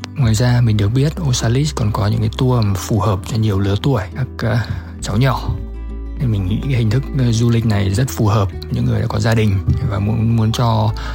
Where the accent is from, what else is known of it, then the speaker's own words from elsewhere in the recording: Hanoi, Vietnam; mình đến từ Hà Nội